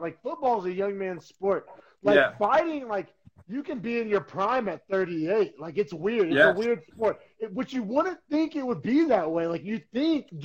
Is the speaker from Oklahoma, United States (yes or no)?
yes; Norman, Oklahoma, United States; now in San Jose, United States; growing up in Oklahoma, man, there is an edge